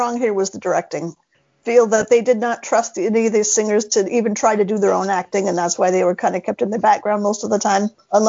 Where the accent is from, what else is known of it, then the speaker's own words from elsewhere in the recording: Central Washington State, United States; now in Minnesota, United States; I'm originally from Central Washington State, now live in Minnesota